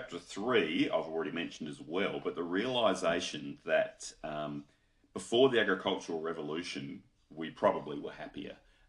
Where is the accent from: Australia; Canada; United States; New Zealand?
Australia; So I'm an Australian